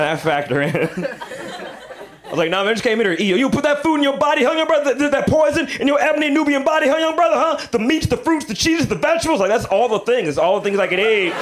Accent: Alabama, United States; I'm from Alabama

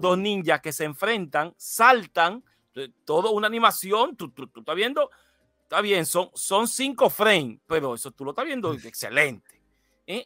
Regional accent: Dominican Republic

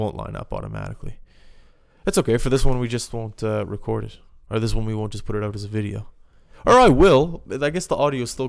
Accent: Halifax, Nova Scotia, Canada; moved away as an adult; also born or lived in West Coast of Canada; I'm from the East Coast.

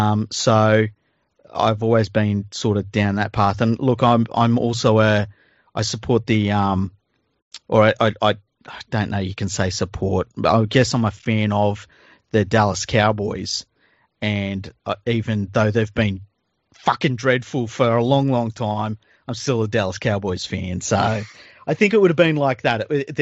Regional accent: Cowra, New South Wales, Australia; When I was a kid growing up in Cowra in the 1970s

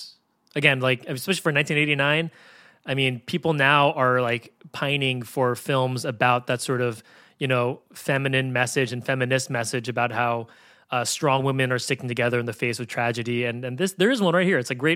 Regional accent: San Francisco, California, United States; I lived in, I grew up in San Francisco

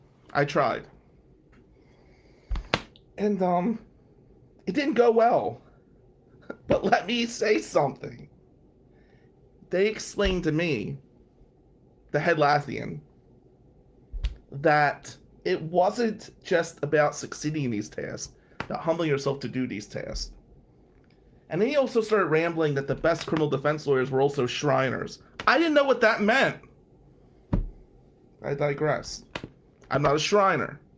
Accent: Atlantic City, New Jersey, United States; now in Michigan, United States; I grew up poor in Atlantic City, New Jersey

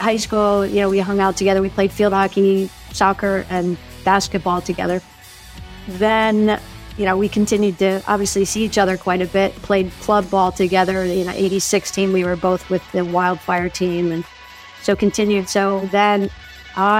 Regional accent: McLean, Virginia, United States; I grew up in McLean, Virginia

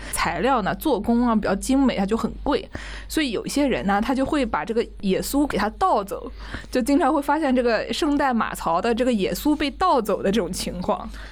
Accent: Nanjing, Jiangsu, China; 我们南京人说的

